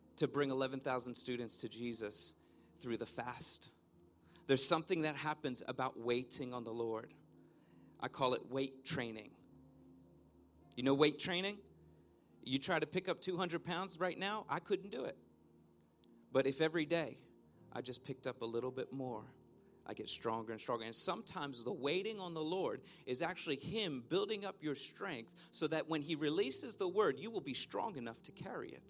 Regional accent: Philadelphia, Pennsylvania, United States; I grew up in Philadelphia, Pennsylvania

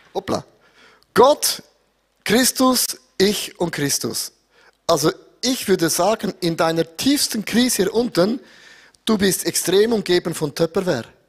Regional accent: Switzerland; bei uns in der Schweiz

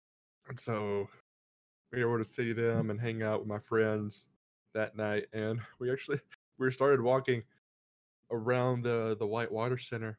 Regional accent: Alabama, United States; moved away as an adult; now in Charlotte, United States; whenever I moved away up here to Charlotte from my hometown back in Alabama.

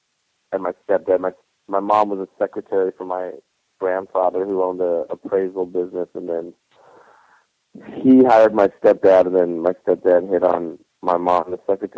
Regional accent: Cheyenne, Wyoming, United States; I grew up in Cheyenne, Wyoming. It's pretty small.

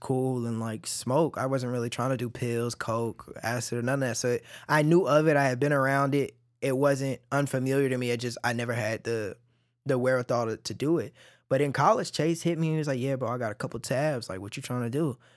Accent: Cedar Hill, Texas, United States; also born or lived in Oak Cliff, Dallas; I grew up in Cedar Hill

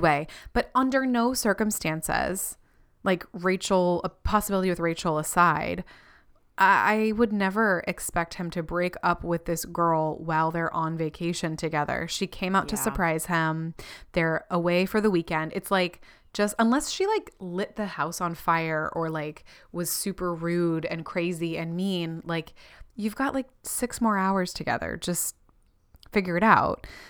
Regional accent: Florida, United States; also born or lived in California; I was born in California and grew up in Florida

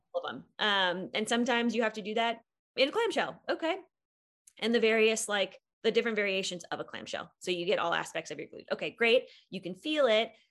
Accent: Wisconsin, United States; moved away as an adult; now in Boulder, United States; I grew up in Wisconsin and went to school in Wisconsin, but moved to Colorado after I graduated from PT school

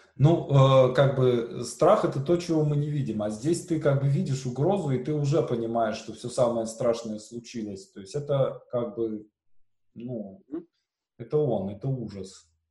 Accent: Syamzha, Vologda Oblast, Russia; у меня на родине, в Сямже

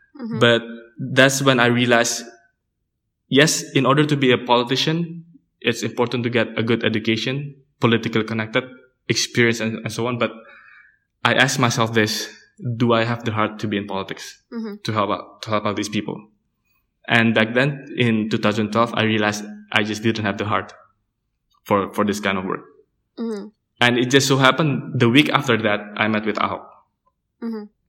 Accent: Jakarta, Indonesia; Yeah, it's Jakarta. Yeah. But coming back from college from South Korea and then seeing that Jakarta hasn't changed.

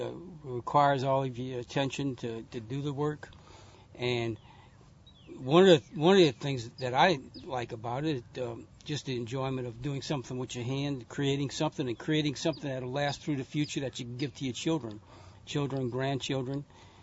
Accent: Chalmette, Louisiana, United States; now in Covington, United States; I was born and raised in Chalmette.

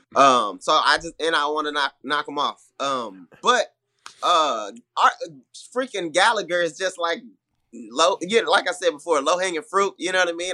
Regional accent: Houston, Texas, United States; also born or lived in Milwaukee; I'm from Houston

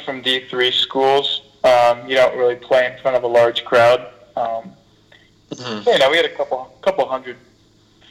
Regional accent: Bourbonnais, Illinois, United States; I'm from Bourbonnais, Illinois, probably about an hour south from Chicago. Just grew up playing sports

